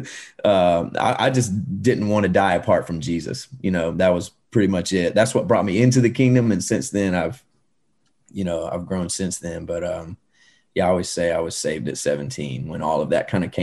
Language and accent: English; Georgia, United States; I grew up in Georgia.